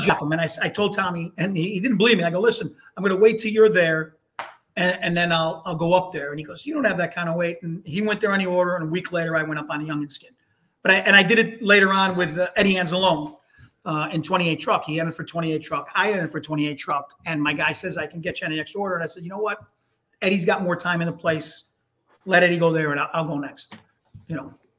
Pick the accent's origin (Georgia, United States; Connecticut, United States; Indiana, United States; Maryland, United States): Connecticut, United States; Hartford; I grew up in Hartford, Connecticut